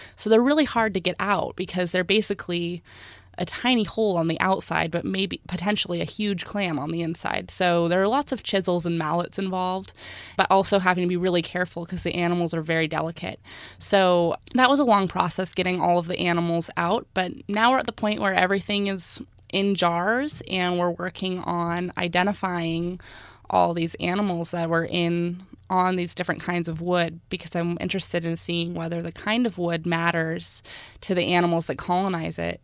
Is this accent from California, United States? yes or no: yes; South Lake Tahoe, California, United States; I grew up in South Lake Tahoe